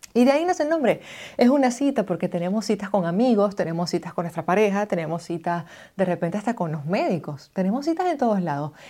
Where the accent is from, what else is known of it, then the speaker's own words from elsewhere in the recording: Maracaibo, Zulia, Venezuela; moved away as an adult; now in United States; soy una migrante venezolana, nací en Maracaibo, Estado Zulia, en el año 89